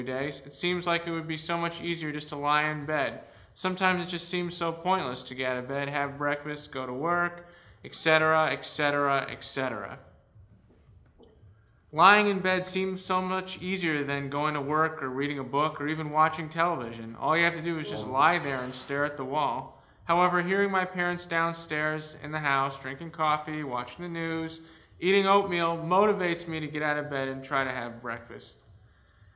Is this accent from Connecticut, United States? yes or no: yes; Avon, Connecticut, United States; also born or lived in Rochester, New York / East Lansing, Michigan; I'm from Avon, Connecticut